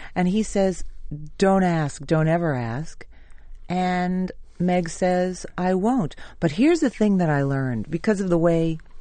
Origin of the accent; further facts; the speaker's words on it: New York City, New York, United States; also born or lived in Staten Island / Manhattan; I was born in Brooklyn and we lived there till I was 15. And then we moved to Staten Island